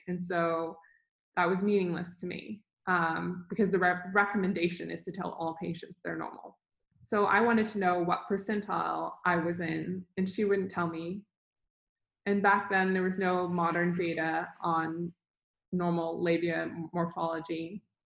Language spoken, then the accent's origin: English; Dallas, Texas, United States; I grew up in Dallas, Texas